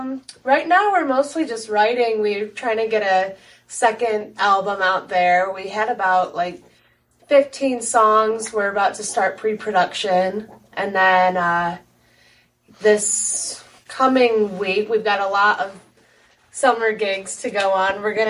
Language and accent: English; Midwest, United States; growing up in the Midwest, classic rock is like a huge part of the culture here.